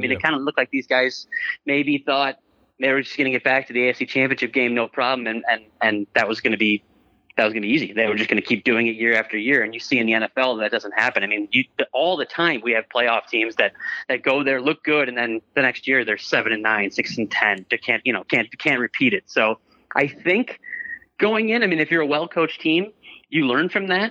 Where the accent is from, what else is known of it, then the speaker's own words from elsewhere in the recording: Chicago suburbs, Illinois, United States; I'm from the Chicago suburbs. Okay. I grew up there.